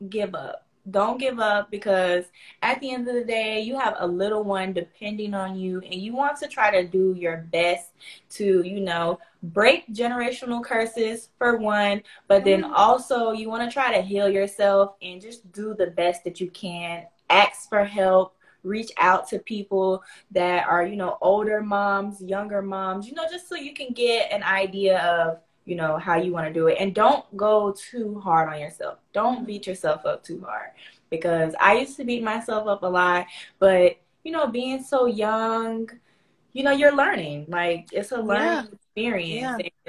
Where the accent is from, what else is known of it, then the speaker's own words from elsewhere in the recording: Pensacola, Florida, United States; accent: Southern; I'm from Florida, Pensacola, Florida.